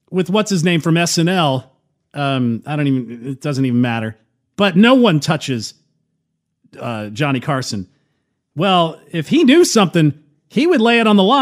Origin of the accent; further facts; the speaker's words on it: United Kingdom; how could I have shown anyone affection in public? I'm British.